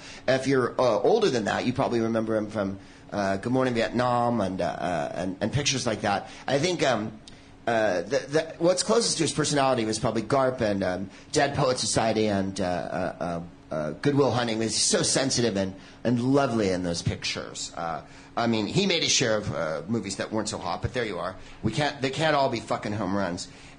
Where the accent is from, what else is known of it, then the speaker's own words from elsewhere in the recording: San Francisco, California, United States; I knew him because I'm from San Francisco.